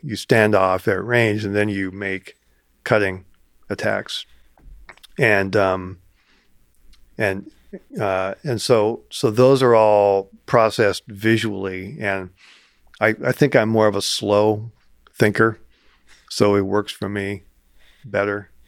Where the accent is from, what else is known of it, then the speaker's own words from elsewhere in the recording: Ames, Iowa, United States; growing up in Ames